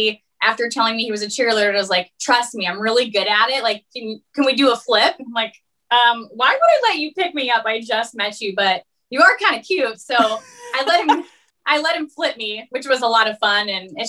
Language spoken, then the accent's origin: English; West Des Moines, Iowa, United States; I'm originally from West Des Moines.